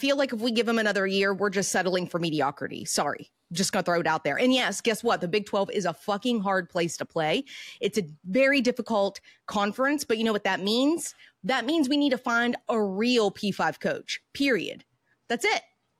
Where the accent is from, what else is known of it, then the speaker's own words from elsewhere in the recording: West Virginia, United States; I love my home state of West Virginia.